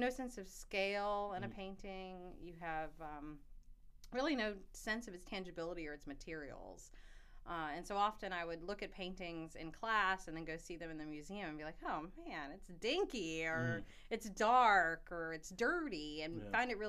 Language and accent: English; Charlottesville, Virginia, United States; now in South Carolina, United States; I grew up in Charlottesville